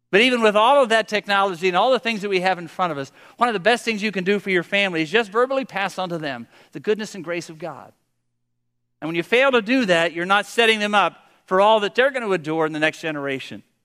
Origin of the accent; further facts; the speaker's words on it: Pennsylvania, United States; I'm from Pennsylvania